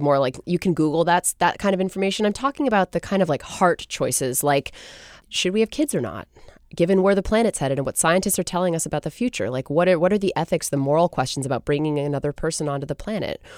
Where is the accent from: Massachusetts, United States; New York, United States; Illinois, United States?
Massachusetts, United States; Gloucester; now in Seattle, United States; I grew up in Gloucester, Massachusetts, actually, um, which is a fishing town